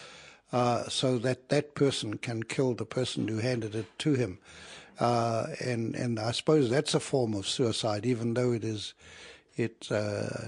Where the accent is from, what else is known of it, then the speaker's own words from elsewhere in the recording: Matakana Island, Bay of Plenty, New Zealand; I'm from Matakana Island. I am 78 years old, and I've been living on this island for too many years